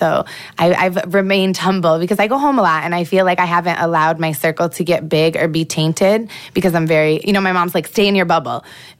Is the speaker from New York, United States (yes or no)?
yes; Rochester, New York, United States; I grew up in Rochester, New York, but I went to 16 different schools like throughout my life.